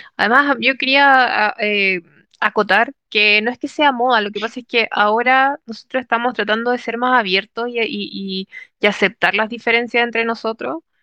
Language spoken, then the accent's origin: Spanish; Chile; moved away as an adult; yo, por ejemplo, crecí en Chile, toda mi vida en Chile